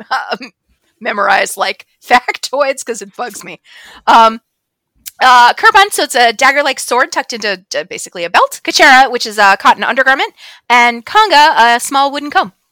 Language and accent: English; Ireland; even though we're Irish.